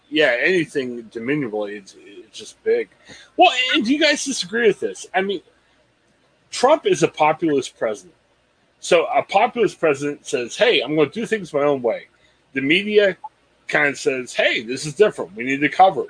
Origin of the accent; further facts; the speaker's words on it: Canton, Ohio, United States; I'm from Canton